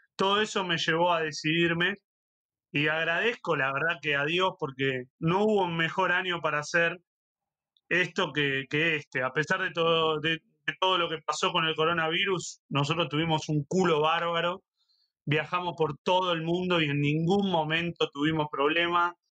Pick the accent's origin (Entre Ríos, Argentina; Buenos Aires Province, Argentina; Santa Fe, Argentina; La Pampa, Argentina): Buenos Aires Province, Argentina; Avellaneda; Horacio es de Avellaneda, porque somos del mismo barrio